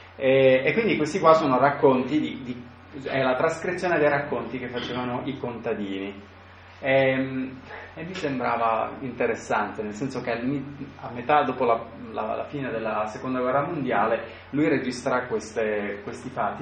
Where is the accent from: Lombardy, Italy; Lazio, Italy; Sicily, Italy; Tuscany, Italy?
Sicily, Italy; io vengo dalla Sicilia.